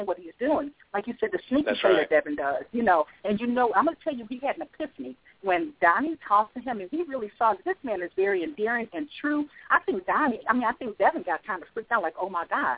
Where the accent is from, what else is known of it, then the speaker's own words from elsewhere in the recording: Chicago, Illinois, United States; now in North Carolina, United States; I'm from Chicago, represent, but I live in North Carolina now